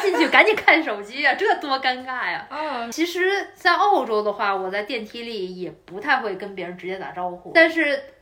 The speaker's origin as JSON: {"language": "Chinese", "region": "Beijing", "country": "China", "tie": "born or raised there", "moved": "yes", "lives_now": "Sydney, Australia", "said": "我是回了我的家乡北京"}